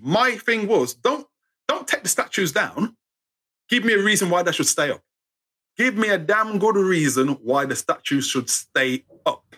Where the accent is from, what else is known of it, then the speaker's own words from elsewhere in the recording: United Kingdom; we're British